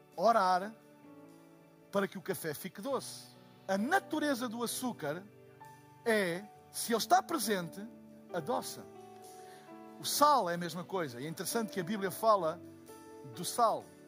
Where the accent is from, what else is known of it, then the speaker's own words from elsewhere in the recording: Portugal; eu sou de Portugal